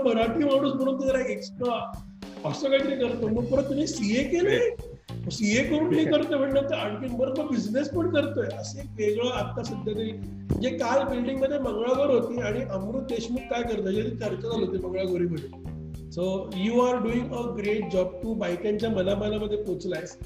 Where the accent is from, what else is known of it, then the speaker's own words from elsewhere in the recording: Pune, Maharashtra, India; मी तसा मोहचा पुण्याचा आहे